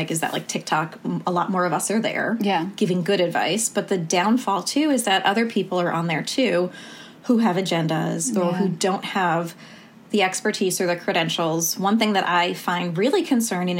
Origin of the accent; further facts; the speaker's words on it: New York, United States; moved away as an adult; also born or lived in New Orleans, United States; now in Portland, United States; I grew up in New York, but went to medical school in New Orleans